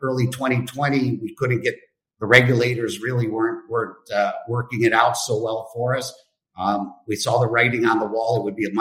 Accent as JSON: {"language": "English", "town": "Cleveland", "region": "Ohio", "country": "United States", "also_born_or_lived": "Boston / New York City / Monte Carlo", "moved": "as an adult", "lives_now": "Monaco", "said": "I'm from Cleveland, Ohio"}